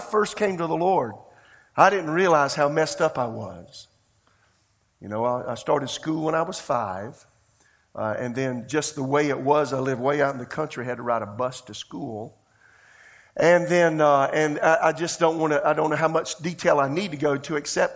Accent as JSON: {"language": "English", "region": "rural South Carolina", "country": "United States", "also_born_or_lived": "Tulsa, Oklahoma", "moved": "as an adult", "said": "I'm from Podunkville, South Carolina. I'm from the country"}